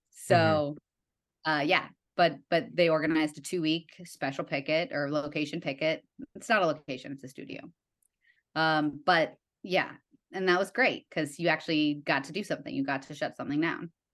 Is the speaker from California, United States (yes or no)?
no; Evanston, Illinois, United States; moved away; I'm from Evanston